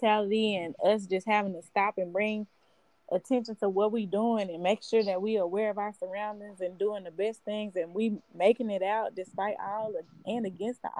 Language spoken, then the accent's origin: English; right outside of Dallas, Texas, United States; I subbed in my hometown, which is right outside of Dallas